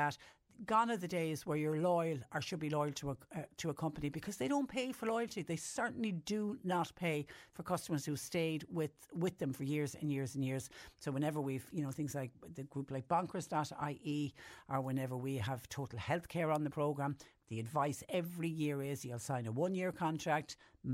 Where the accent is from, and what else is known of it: Ireland